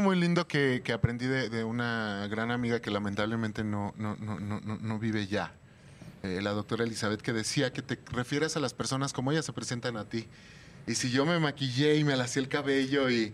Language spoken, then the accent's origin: Spanish; Mexico City, Mexico; Yo soy de aquí de la Ciudad de México